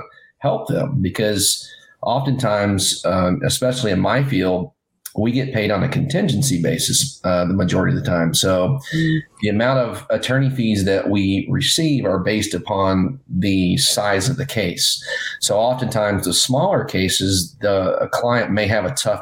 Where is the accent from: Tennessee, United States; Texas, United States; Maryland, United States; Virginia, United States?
Tennessee, United States; now in Orange County, California, United States; I grew up in Tennessee